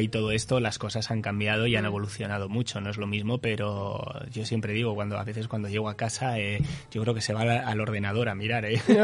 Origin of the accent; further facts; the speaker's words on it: Basque Country, Spain; now in Uruguay; soy vasco